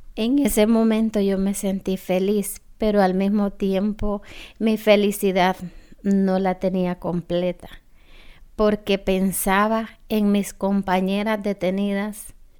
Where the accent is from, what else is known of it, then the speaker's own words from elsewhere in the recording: Honduras; moved away as an adult; also born or lived in United States; soy de Honduras